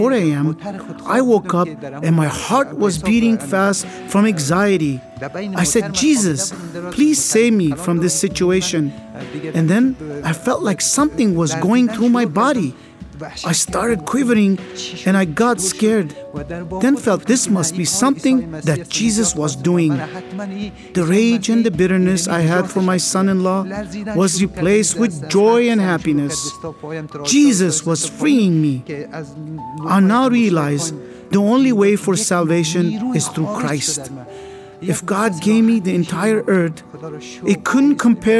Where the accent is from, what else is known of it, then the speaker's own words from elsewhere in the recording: Kabul, Afghanistan; moved away as an adult; also born or lived in Pakistan; I was born in Shia Muslim family in Kabul, Afghanistan